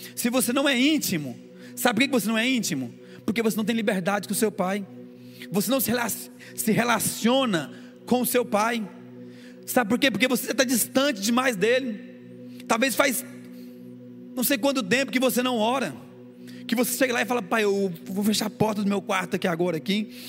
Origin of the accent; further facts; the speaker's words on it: Goiânia, Goiás, Brazil; now in Rio de Janeiro, Brazil; que eu sou de Goiânia eu estou no Rio de Janeiro, mas eu sou lá, eu sou, nasci em Goiânia